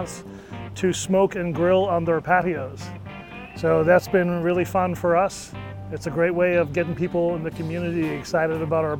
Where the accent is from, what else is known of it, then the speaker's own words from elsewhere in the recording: Ireland; moved away as an adult; now in Durham, United States; I'm an Irish immigrant